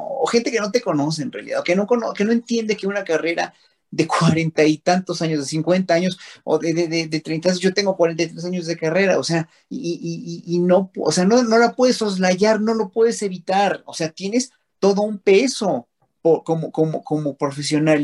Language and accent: Spanish; Mexico; sentirnos unidos como pueblo mexicano